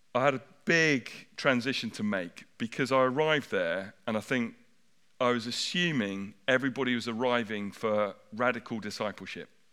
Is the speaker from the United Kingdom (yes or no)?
yes; United Kingdom